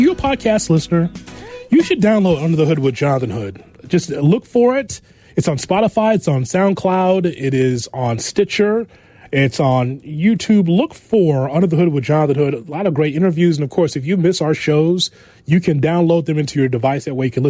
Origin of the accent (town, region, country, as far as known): Chicago, Illinois, United States